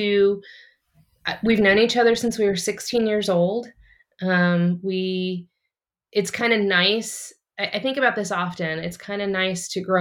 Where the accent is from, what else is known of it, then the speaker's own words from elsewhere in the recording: St. Louis, Missouri, United States; moved away as an adult; also born or lived in California / South Carolina; now in Kansas City, United States; I'm originally from, I was born in California, but I've lived the majority of my life in Missouri in St. Louis